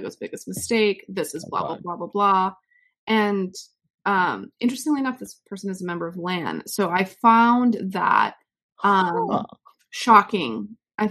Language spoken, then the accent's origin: English; United States; as an American